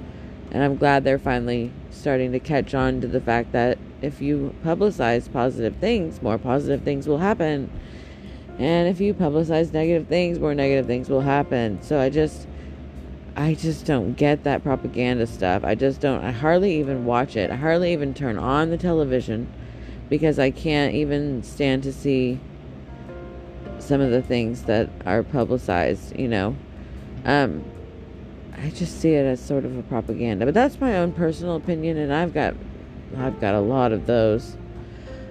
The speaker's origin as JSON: {"language": "English", "country": "United States", "said": "my home country, my United States of America"}